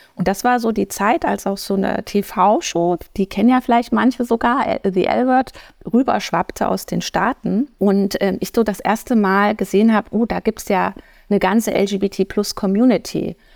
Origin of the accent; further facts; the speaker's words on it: Erfurt, Thuringia, Germany; moved away as an adult; also born or lived in United States / Atlanta; Ich bin ähm, ursprünglich geboren und auch aufgewachsen in Erfurt